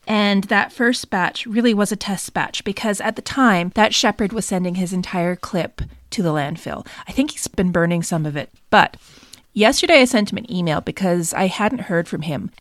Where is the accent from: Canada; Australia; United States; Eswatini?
Canada; I'm also Canadian